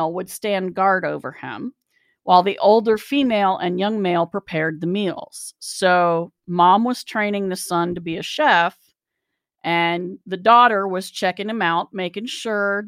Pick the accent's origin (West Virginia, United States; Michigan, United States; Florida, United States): West Virginia, United States; also born or lived in Ohio; I'm from West Virginia, where shotgun weddings were a thing up until, you know, the 1920s